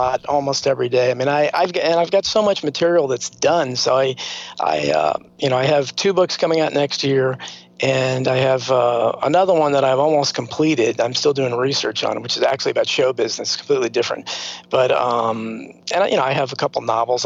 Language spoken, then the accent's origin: English; United States; we grew up in America